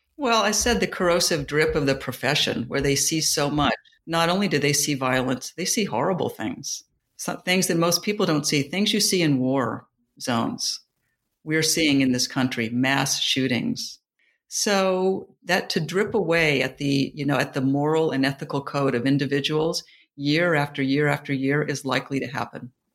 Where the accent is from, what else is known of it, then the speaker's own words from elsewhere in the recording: New York, United States; moved away; also born or lived in Silicon Valley / Jacksonville, Florida; I'm a New Yorker